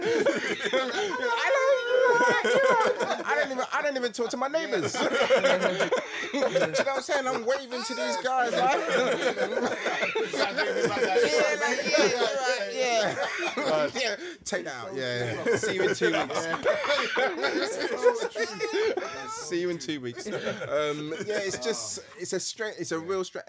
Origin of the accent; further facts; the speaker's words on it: Mitcham, London, United Kingdom; I'm from Mitcham, innit? Grew up in Mitcham